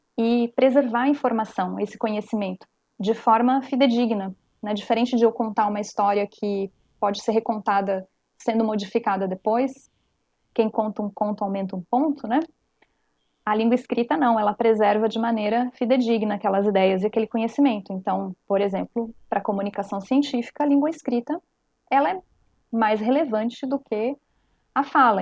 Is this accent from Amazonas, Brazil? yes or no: no; coast of Santa Catarina, Brazil; accent: cantado do peixeiro / manezinho; nós aqui no litoral de Santa Catarina temos o cantado, o nosso cantado é, do peixeiro, como é conhecido na região do Vale do Itajaí, ou do manezinho